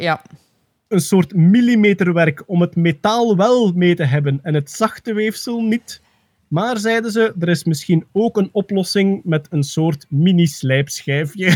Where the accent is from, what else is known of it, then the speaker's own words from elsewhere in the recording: East Flanders, Belgium; als Oost-Vlaming